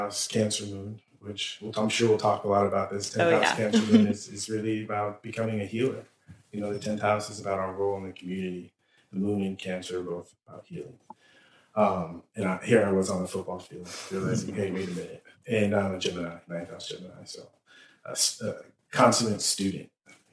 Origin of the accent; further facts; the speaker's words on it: San Diego, California, United States; I grew up in San Diego